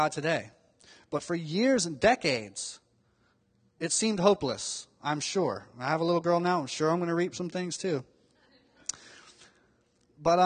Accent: Miami, Florida, United States; when I was growing up in Miami, Florida

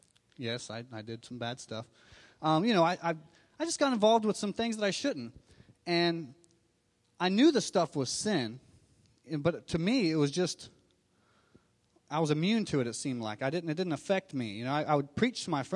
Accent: Miami, Florida, United States; I was born in Miami, Florida

